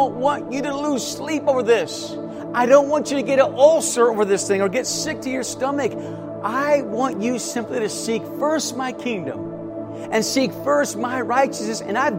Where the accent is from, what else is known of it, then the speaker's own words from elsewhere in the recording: Davenport, Iowa, United States; moved away; my hometown of Davenport, Iowa